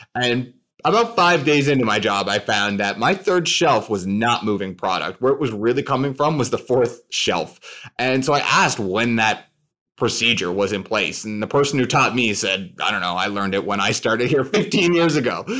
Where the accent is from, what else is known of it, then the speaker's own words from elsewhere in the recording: St. John's, Newfoundland and Labrador, Canada; I grew up in Saint John's, Newfoundland, in Canada.